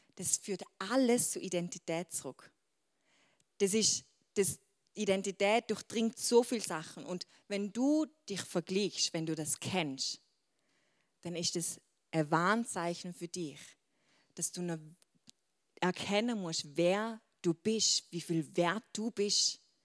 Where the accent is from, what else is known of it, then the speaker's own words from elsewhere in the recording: Switzerland; accent: Swiss German; Schweizerdeutsch, mein Dialekt